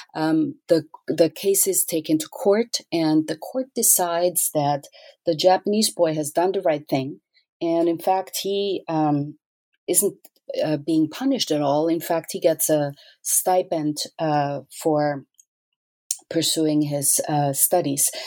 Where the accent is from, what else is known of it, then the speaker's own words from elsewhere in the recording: Austria; I grew up in Austria